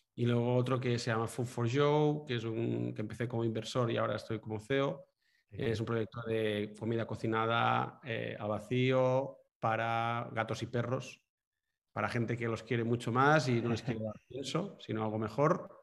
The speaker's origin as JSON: {"language": "Spanish", "town": "Manresa", "region": "Catalonia", "country": "Spain", "tie": "born or raised there", "lives_now": "Girona, Spain", "said": "soy nacido en Manresa, eh, un pueblo de, Cataluña, y, nada, vivo ahora en Girona"}